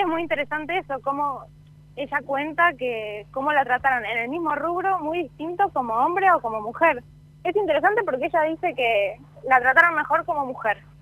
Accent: Salta, Argentina; yo, que soy de Salta

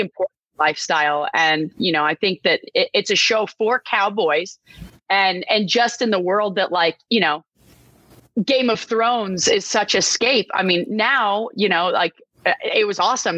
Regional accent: Texas, United States; moved away; I grew up in Texas. My family had a ranch

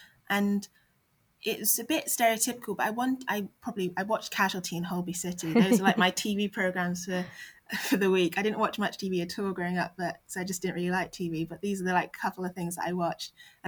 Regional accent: Bristol, South West England, United Kingdom; moved away as an adult; So I was born in Bristol. Mm-hmm. And all my family are still in Bristol. My mum, my cousins, my auntie, uncle, grandparents. So I'm the only one that sort of fled the nest and went around sort of England a little bit. And I grew up with my mum in a single parent household.

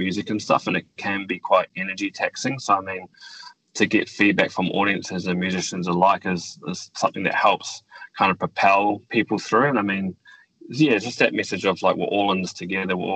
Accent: New Zealand; growing up in New Zealand, I feel very privileged to be able to live in a country like New Zealand.

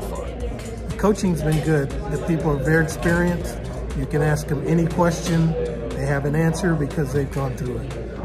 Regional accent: Plano, Texas, United States; from Plano, Texas.

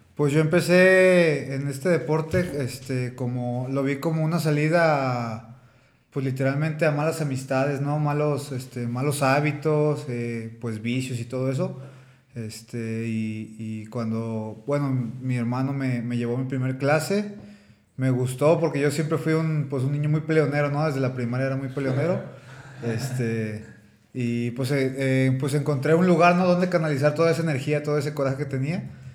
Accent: Tepic, Nayarit, Mexico; moved away as an adult; now in Guadalajara, Mexico; yo soy de Tepic, ahorita este, pues estoy radicando aquí en Guadalajara

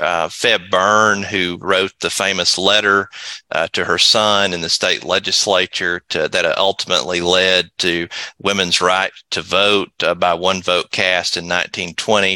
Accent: Athens, Tennessee, United States; also born or lived in Chattanooga, Tennessee; Athens, Tennessee, where Tennessee Wesleyan is, is my hometown

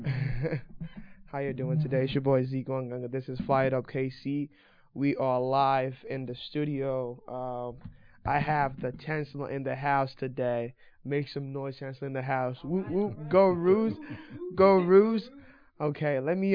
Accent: Nigeria; now in United States; I didn't grow up here, so I grew up in Nigeria.

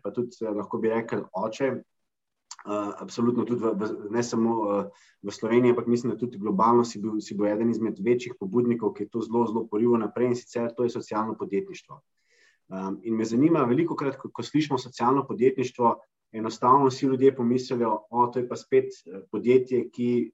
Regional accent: Slovenia; smo Slovenci

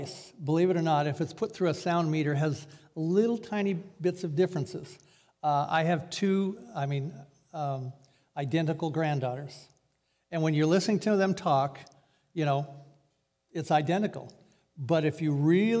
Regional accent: Newburgh, United States; I'm from Newburgh.

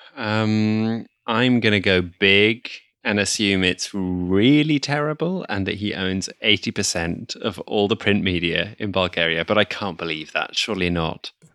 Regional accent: Netherlands; my home country, the Netherlands

